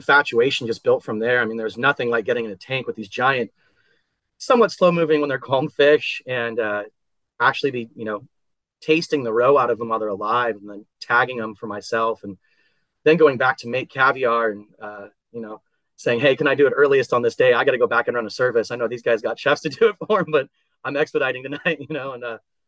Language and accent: English; Central Coast of California, United States; moved away as an adult; also born or lived in San Francisco; now in Houston, United States; I had finally moved back home, which was a goal of mine. I'm from the Central Coast of California